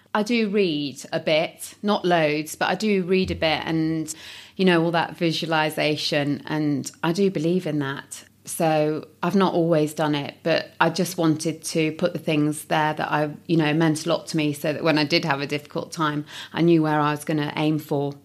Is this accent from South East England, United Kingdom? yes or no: no; Nottingham, East Midlands, United Kingdom; I'm from Nottingham, and so I decided to stay in Nottingham